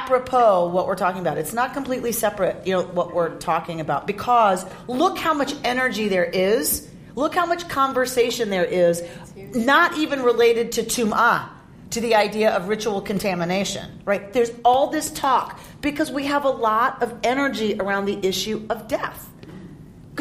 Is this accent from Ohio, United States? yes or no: no; Atlanta, Georgia, United States; now in Los Angeles, United States; Where I grew up in Atlanta, all the stuff that used to be wooded and green are now strip malls and asphalt.